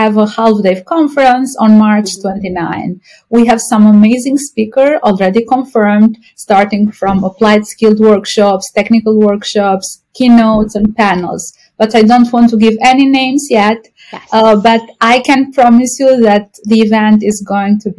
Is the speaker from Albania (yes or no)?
yes; Albania; moved away as an adult; now in Hoboken, United States; I'm from Albania, a European country close to Greece